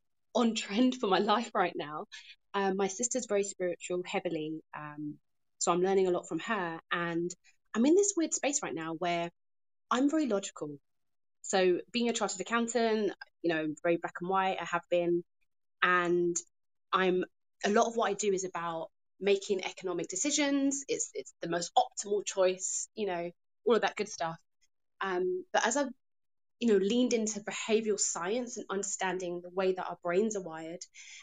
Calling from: London, United Kingdom; I'm tuned in from London, UK, and this is a great conversation.

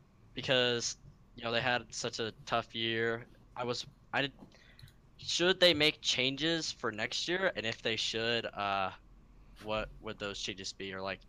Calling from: Salt Lake City, Utah, United States; Salt Lake City, Utah.

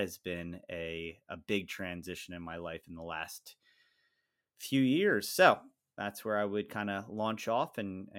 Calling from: Lancaster, Pennsylvania, United States; I come to the podcast from Lancaster, Pennsylvania, which is kind of halfway in between Harrisburg and Philadelphia area, in a heavy population of Amish.

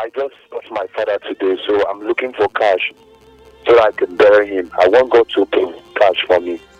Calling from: Port Harcourt, Rivers State, Nigeria; I'm calling from Port Harcourt, from Obibo.

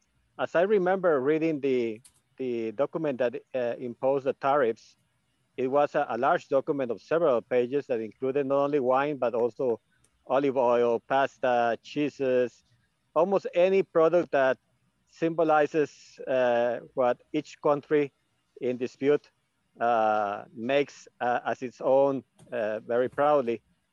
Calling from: Costa Rica; I'm calling from Costa Rica.

